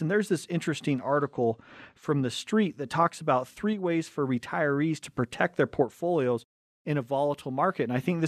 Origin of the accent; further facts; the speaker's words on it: Cottonwood Heights, Utah, United States; we grew up right here in Cottonwood Heights. We're Tyson's number five. I'm number six of seven kids.